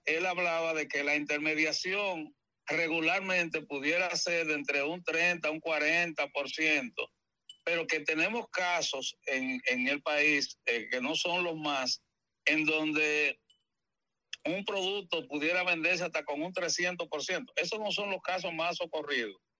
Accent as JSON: {"language": "Spanish", "region": "San Pedro de Macorís", "country": "Dominican Republic", "tie": "born or raised there", "said": "en San Pedro de Macorís, que es mi ciudad natal"}